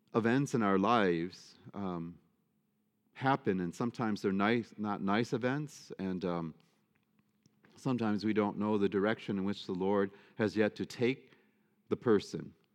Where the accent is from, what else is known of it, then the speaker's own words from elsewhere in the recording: Detroit, Michigan, United States; I should never have been growing up in Detroit